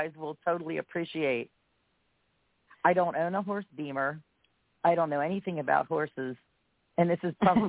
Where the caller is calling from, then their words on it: Pennsylvania, United States; I am from Pennsylvania.